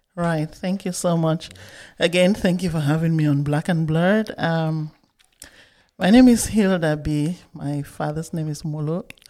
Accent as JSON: {"language": "English", "town": "Bamenda", "region": "Northwest Region", "country": "Cameroon", "tie": "born or raised there", "moved": "as an adult", "said": "I grew up in Bamenda, Cameroon, up until I finished high school."}